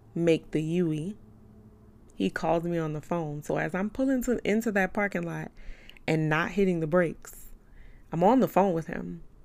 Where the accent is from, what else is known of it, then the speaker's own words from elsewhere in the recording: New Orleans, Louisiana, United States; I'm from New Orleans. I'm real, I'm real five oh four. I'm real uptown